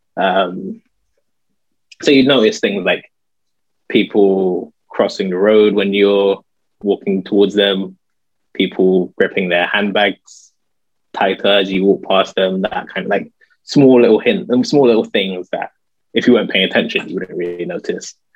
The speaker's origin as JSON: {"language": "English", "region": "London", "country": "United Kingdom", "tie": "born or raised there", "also_born_or_lived": "Guildford", "said": "I grew up in North London"}